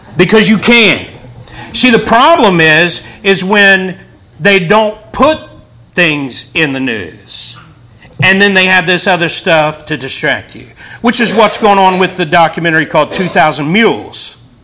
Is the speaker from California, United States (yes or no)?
no; Wheelersburg, Ohio, United States; also born or lived in Portsmouth, Ohio; I'm from Portsmouth, Ohio, Wheelersburg, Ohio